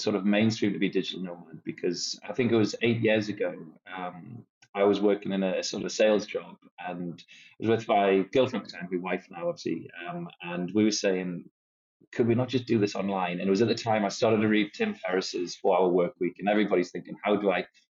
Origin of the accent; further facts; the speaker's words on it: Newcastle upon Tyne, North East England, United Kingdom; now in Lithuania; I'm from Newcastle upon Tyne, so from the northeast, but live in Lithuania and currently in Cyprus